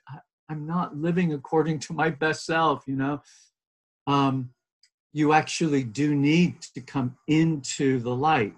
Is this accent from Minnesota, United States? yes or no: no; a beach town in Southern California, United States; I'm Californian, and so uh, very much sort of a child of that soil and, you know, the blessing and the challenges of growing up in a beach town in Southern California